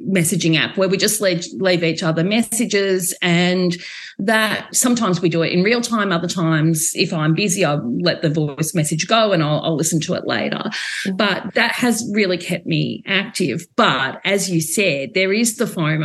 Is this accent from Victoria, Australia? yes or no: yes; Geelong, Victoria, Australia; I'm from Victoria and from the Geelong region